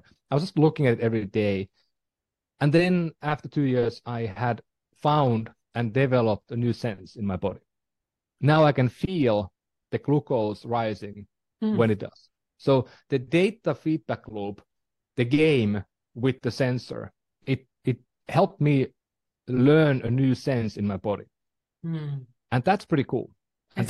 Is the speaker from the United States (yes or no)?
no; Finland; moved away; I'm from Finland